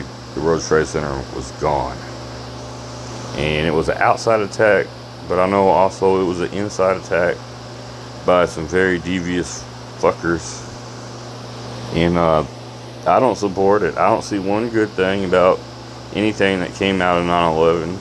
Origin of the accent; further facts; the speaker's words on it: Louisville, Kentucky, United States; moved away as an adult; I'm from Louisville, Kentucky